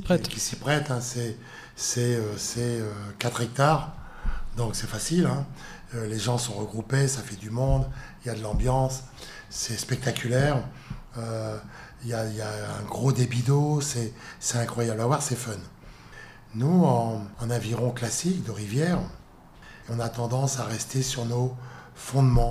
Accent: Lille, Hauts-de-France, France; je suis né à Lille, donc euh, je suis pas parisien, moi

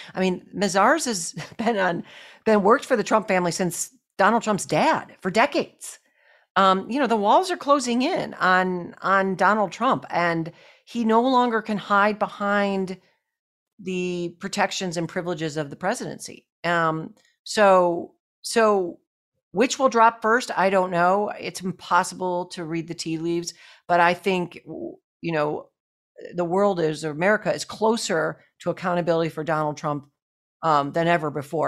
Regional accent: Buffalo, New York, United States; I grew up in Buffalo, New York

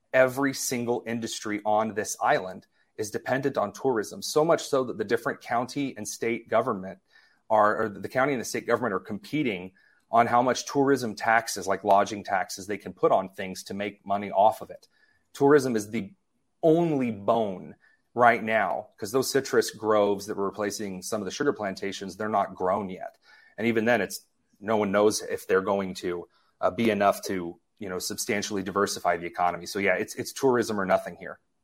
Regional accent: Indiana, United States; I grew up in Indiana

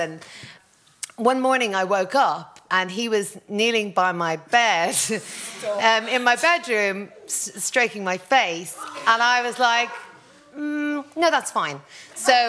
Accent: Drogheda, Leinster, Ireland; also born or lived in Hackney, London; my hometown of Drogheda

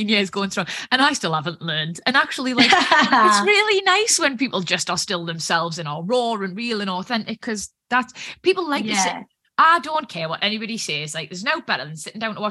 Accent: Newcastle upon Tyne, North East England, United Kingdom; being a Geordie, like Scarlett Moffat, Gazza

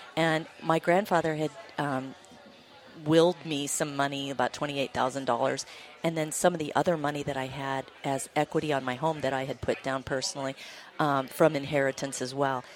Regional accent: Montana, United States; I grew up in Montana, small town girl

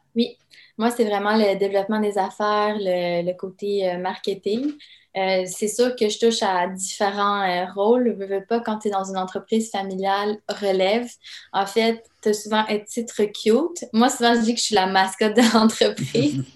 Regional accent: Quebec City, Quebec, Canada; also born or lived in Yugoslavia; on a immigré évidemment euh, à Québec en raison d'une guerre civile qui a éclaté dans mon pays natal

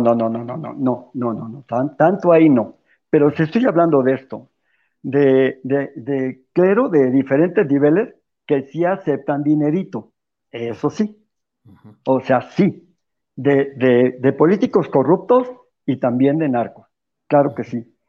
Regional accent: Mexico; los católicos de México

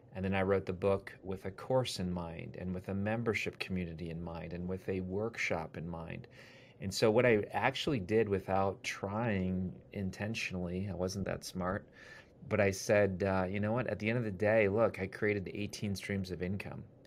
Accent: Wisconsin, United States; now in Ohio, United States; I grew up in Wisconsin. Now I live in Ohio

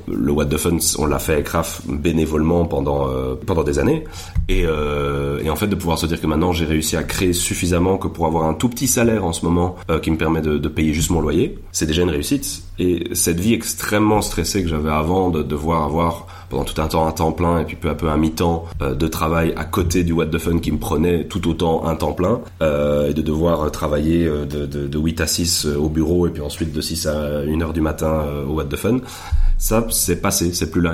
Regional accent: Belgium

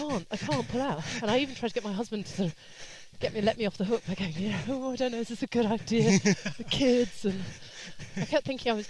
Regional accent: under the Heathrow flight path, London, United Kingdom; I grew up under the flight path as well.

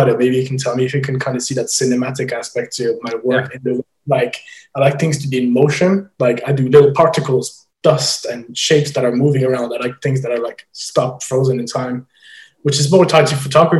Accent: Belgium; moved away as an adult; also born or lived in Ireland; now in London, United Kingdom; I grew up in Belgium, and you would have secondary school there

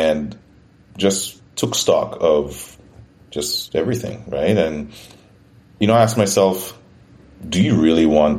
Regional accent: St. Lucia; moved away as an adult; also born or lived in Toronto, Canada; now in Canada; I'm originally from St. Lucia. It's a Caribbean island

